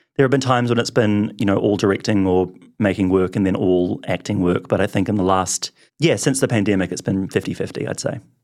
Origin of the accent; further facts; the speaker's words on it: Wellington, New Zealand; I grew up in Wellington